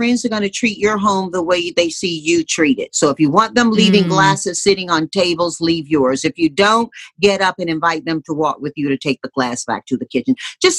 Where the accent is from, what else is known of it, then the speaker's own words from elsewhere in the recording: Deep South, United States; But growing up in the Deep South, Mom taught us, in the face of a lot of staunch old school religion, that we know what our values are